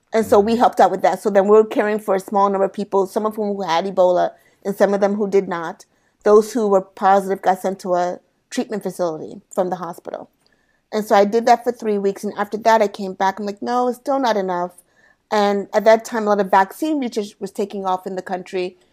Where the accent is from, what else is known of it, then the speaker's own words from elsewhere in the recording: United States; I am first generation American Sierra Leonean. So my mm. parents are born and raised in Sierra Leone. I was born and raised here in the States.